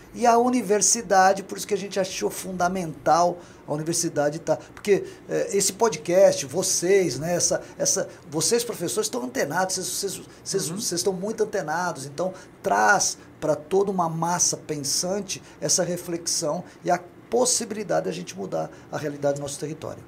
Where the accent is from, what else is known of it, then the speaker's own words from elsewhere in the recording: São Paulo, Brazil; now in Governador Valadares, Brazil; Eu sou paulistano